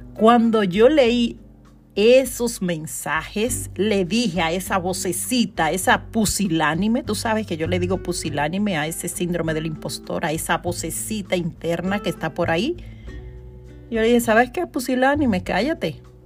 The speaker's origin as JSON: {"language": "Spanish", "country": "Dominican Republic", "tie": "born or raised there", "moved": "yes", "lives_now": "New York, United States", "said": "hice un evento en Dominicana y fue todo un éxito y fue en mi ciudad natal"}